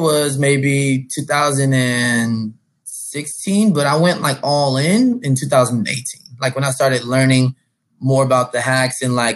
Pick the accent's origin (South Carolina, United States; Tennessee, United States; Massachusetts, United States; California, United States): California, United States; San Diego; I'm from San Diego, California.